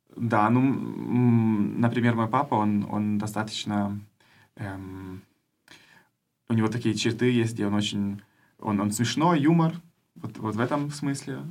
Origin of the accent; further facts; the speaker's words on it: Germany; first language German and Russian; also born or lived in Kherson, Ukraine; я из Германии, но родился в Украине